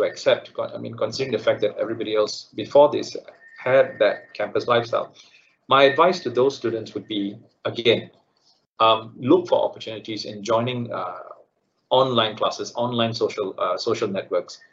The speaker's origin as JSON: {"language": "English", "country": "Malaysia", "also_born_or_lived": "United Kingdom", "said": "being a Malaysian, the added benefit of when we studied in the UK and returned home"}